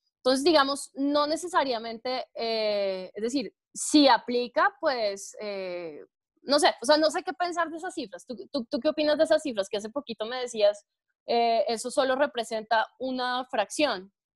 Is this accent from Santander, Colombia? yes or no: no; Chía, Cundinamarca, Colombia; yo soy de pueblo, yo me considero de pueblo porque nacida y crecida en Chía, a mucho honor